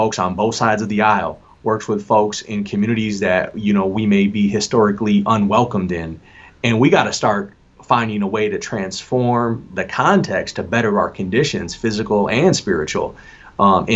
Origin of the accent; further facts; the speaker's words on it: Lansing, Michigan, United States; I was born in Lansing, Michigan. I rep the South Side, Lansing, Everett Viking